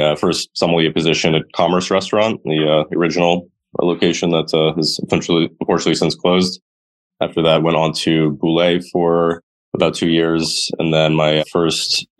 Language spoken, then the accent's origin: English; New York City, New York, United States; I grew up on the Upper West Side in a native New Yorker